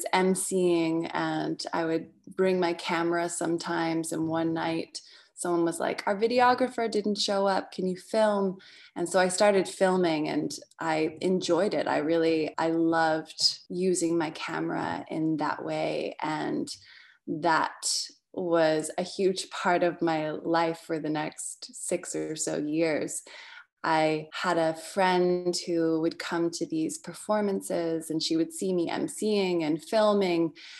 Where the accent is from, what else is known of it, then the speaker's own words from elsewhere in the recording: Portland, Oregon, United States; also born or lived in England; So for your Australian audience, I am English. I'm a dual citizen, actually. So between England and America. And my parents worked together in personal development and osteopathic medicine, which back in the 90s was very alternative. And we had moved to Oregon, to Portland, Oregon, which is where I grew up